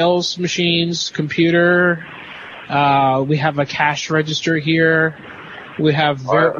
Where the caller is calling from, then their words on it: Athens, Attica, Greece; I'm calling from Athens, Greece.